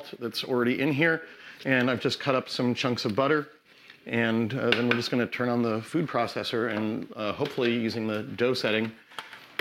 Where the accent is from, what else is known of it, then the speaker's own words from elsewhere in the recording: New York, United States; now in Oregon, United States; I grew up in New York